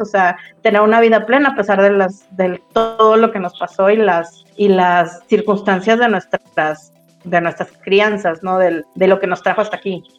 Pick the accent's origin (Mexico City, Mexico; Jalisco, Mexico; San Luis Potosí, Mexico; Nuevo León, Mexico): Nuevo León, Mexico; Monterrey; also born or lived in Rio Grande, Texas, United States; soy de Monterrey, nacida en el Río Grande, Texas.